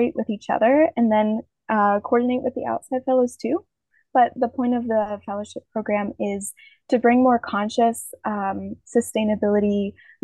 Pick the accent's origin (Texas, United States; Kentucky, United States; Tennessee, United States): Kentucky, United States; Louisville; moved away as an adult; now in Rome, Italy; I'm from Louisville, Kentucky